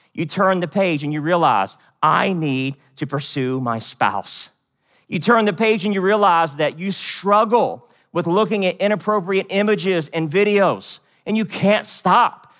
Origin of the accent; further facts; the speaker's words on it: West Virginia, United States; also born or lived in Seoul, South Korea; I was born in Seoul, South Korea, but I grew up in West Virginia.